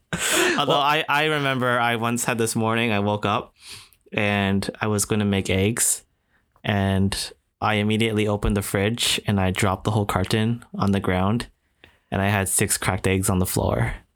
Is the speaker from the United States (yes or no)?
no; Canada; also born or lived in Singapore; I'm Japanese Canadian